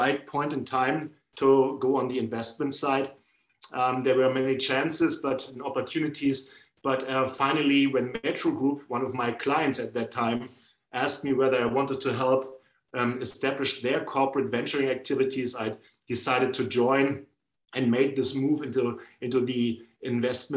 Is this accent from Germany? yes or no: yes; Northern Germany, Germany; I grew up in the north of Germany.